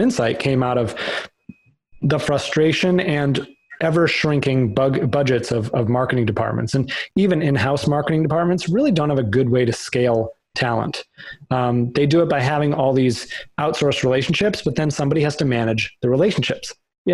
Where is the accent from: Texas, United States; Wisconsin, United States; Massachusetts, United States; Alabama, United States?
Massachusetts, United States; Boston; moved away as an adult; also born or lived in New York; now in Connecticut, United States; So I grew up in Boston, went to undergrad there